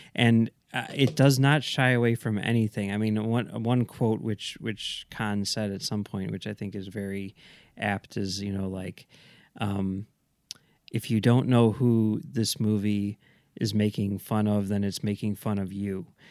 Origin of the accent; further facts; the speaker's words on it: Chicago, Illinois, United States; as a Chicagoan